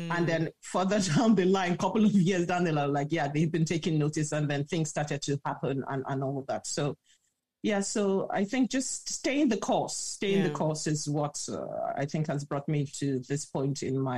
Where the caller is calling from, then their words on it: Lagos, Nigeria; Lagos, Nigeria.